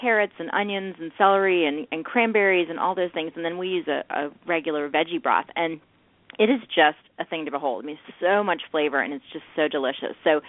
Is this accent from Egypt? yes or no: no; the South, United States; I'm from the South, and we put a little sugar in our cornbread.